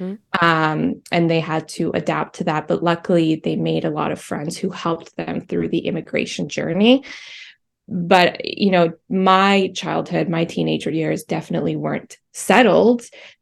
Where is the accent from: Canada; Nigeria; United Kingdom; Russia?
United Kingdom; England; English is a second language; also born or lived in Albania; the period when I was born in Albania, then we moved to England where I had to learn how to be in a completely different society. And I was 6 years old at this time, and my upbringing was just very different. I had to learn English